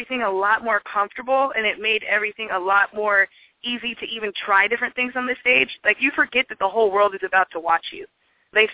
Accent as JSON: {"language": "English", "town": "Seattle", "region": "Washington", "country": "United States", "also_born_or_lived": "Tacoma", "said": "I'm from Seattle"}